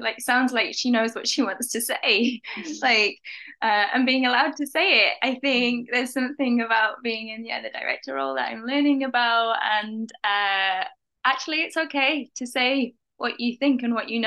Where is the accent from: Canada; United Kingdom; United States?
United Kingdom; England; moved away; I am English, don't live there now.